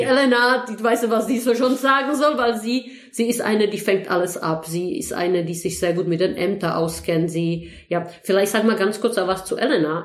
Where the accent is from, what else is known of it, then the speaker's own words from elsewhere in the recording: Heidelberg, Baden-Württemberg, Germany; eigentlich komme ich ursprünglich aus Heidelberg